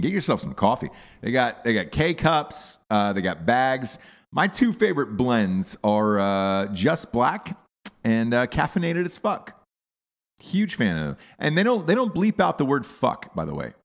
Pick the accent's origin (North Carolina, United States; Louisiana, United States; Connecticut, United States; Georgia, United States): Georgia, United States; Atlanta; moved away; I grew up in Atlanta as a child